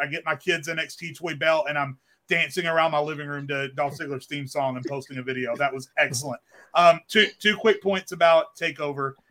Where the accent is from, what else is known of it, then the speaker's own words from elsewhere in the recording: Arkansas, United States; I grew up in Arkansas